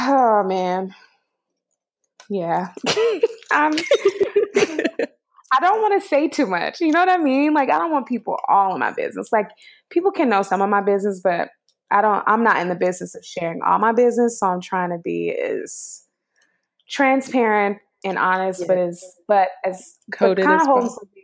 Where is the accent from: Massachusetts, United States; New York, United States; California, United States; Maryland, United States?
California, United States; the Bay Area; also born or lived in East Bay; I just moved to San Francisco. I'm from the Bay